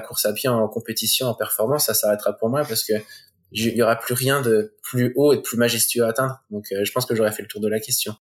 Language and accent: French; Coutances, Normandy, France; on est originaire de Normandie